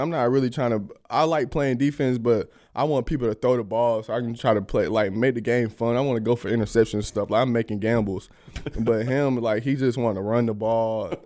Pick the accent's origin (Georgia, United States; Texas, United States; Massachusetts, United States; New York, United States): Georgia, United States; Atlanta; moved away; my hometown